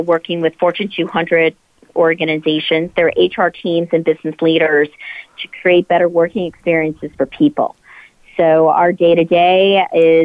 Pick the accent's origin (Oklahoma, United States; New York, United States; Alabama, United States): New York, United States; I'm here in New York, my hometown